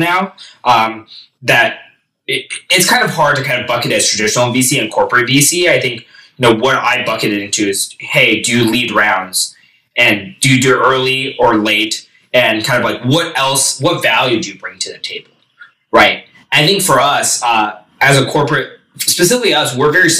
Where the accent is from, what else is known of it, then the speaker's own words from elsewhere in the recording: Silicon Valley, California, United States; also born or lived in Boston; I grew up in Silicon Valley